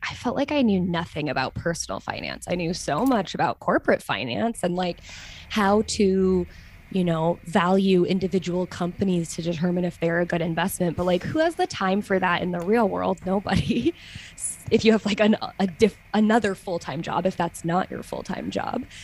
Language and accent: English; United States; moved away as an adult; now in Switzerland; now I'm an American who lives in Switzerland